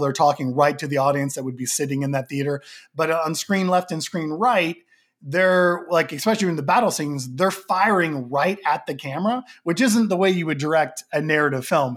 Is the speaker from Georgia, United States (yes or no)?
no; Oklahoma, United States; now in Los Angeles, United States; I live in Los Angeles, but, you know, born and raised in Oklahoma